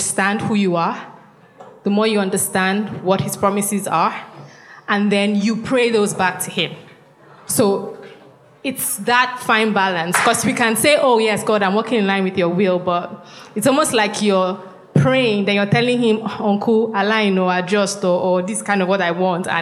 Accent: Nigeria; I'm from Kwashiba. I'm Efik

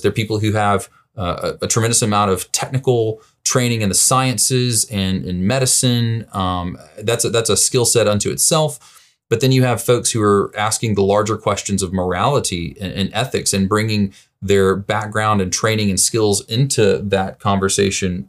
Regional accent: Birmingham, Alabama, United States; also born or lived in St. Louis, Missouri; now in Vernon Hills, United States; my roots, I'm originally from Birmingham, Alabama

